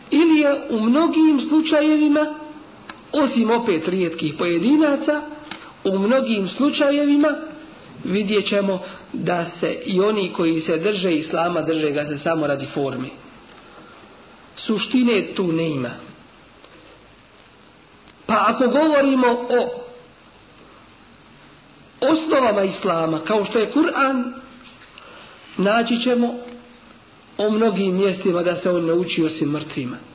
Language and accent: Croatian; Bosnia & Herzegovina; kod nas u Bosni dole.